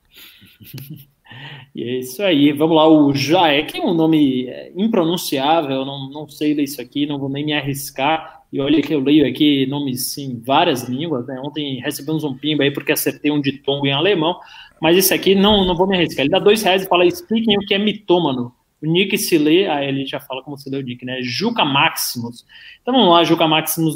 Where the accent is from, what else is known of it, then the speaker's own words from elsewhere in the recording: Salvador, Bahia, Brazil; eu torço para o Esporte Clube Bahia, lá na Bahia, porque nasci em Salvador